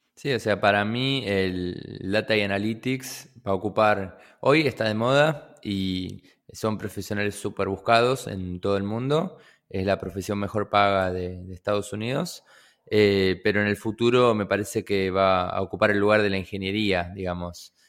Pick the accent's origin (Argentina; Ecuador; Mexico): Argentina; Buenos Aires; also born or lived in General San Martín Partido, Buenos Aires Province; yo nací en el partido de San Martín, eh, pero siempre viví en, Capital, en la ciudad de Buenos Aires.